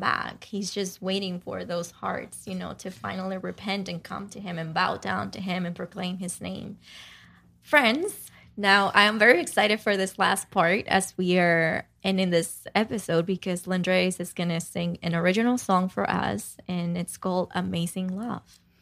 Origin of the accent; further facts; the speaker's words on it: Dominican Republic; moved away; growing up in Dominican Republic